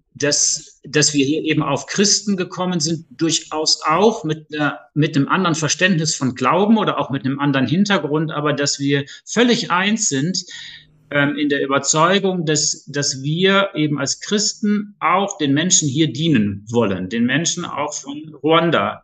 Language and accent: German; Duisburg, North Rhine-Westphalia, Germany; moved away as an adult; now in Lower Rhine, Germany; komme ursprünglich aus Duisburg